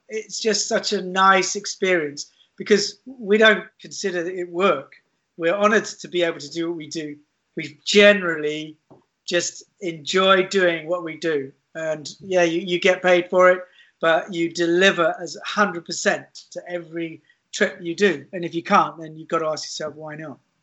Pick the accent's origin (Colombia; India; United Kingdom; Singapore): United Kingdom; London; now in Keswick, United Kingdom; I was brought up in London